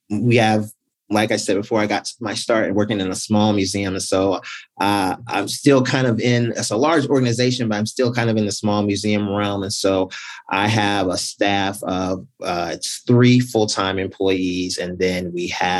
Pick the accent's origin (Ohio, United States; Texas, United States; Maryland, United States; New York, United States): Maryland, United States; Baltimore; also born or lived in Montgomery County, Maryland / Prince George's County, Maryland; I am a native Marylander, born and raised in the city of Baltimore.